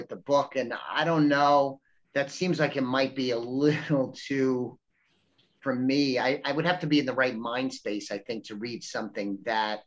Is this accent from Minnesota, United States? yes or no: no; New York, United States; I grew up in New York. I'm of Italian ancestry